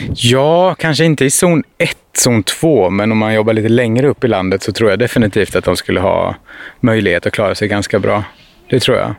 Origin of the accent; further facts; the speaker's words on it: Lebanon; moved away; när jag som liten i Libanon sprang runt längs med eh, ja, men Mount Libanon.